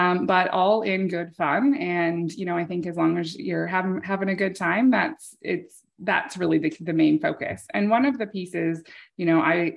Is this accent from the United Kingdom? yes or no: no; Canada; I'm a Canadian